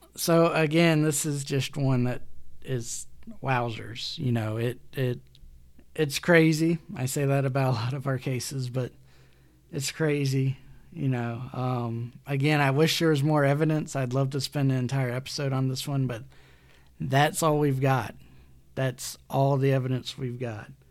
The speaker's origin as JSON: {"language": "English", "region": "Alabama", "country": "United States", "said": "excuse the pronunciation, I'm from Alabama"}